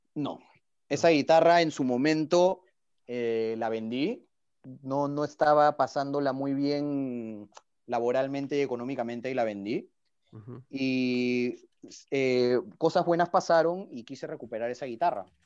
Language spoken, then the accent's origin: Spanish; Peru; como buen, buen peruano